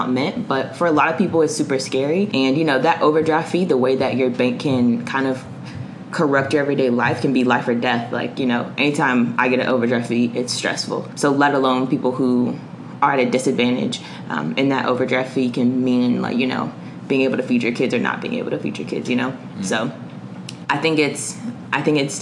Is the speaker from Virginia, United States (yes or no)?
no; Charlotte, North Carolina, United States; I grew up in Greer Heights, which is like a low-income community in Charlotte